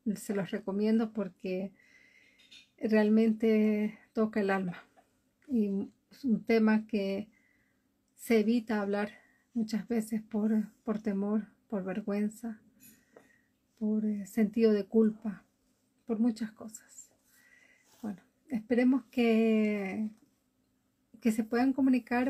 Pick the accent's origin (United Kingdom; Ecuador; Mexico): Ecuador; Galápagos; now in Oslo, Norway; vivo en Oslo, Noruega, y desde hace muchísimos años atrás soy de Ecuador, de Galápagos